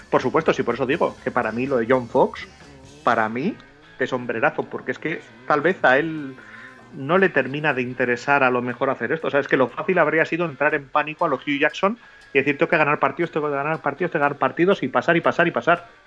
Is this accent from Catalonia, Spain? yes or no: yes; Catalonia, Spain; Como soy catalán.